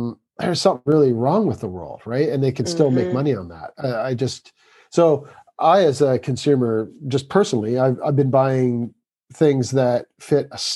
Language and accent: English; Canada; moved away as an adult; now in England, United Kingdom; I'm from Canada. I live in England.